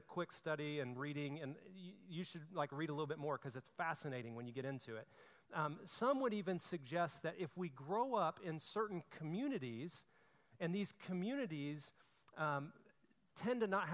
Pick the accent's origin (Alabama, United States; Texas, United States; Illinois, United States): Alabama, United States; I'm from Alabama